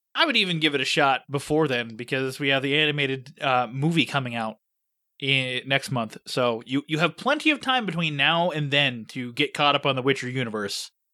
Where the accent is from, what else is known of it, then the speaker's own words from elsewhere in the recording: Pittsburgh, Pennsylvania, United States; Pittsburgh, my hometown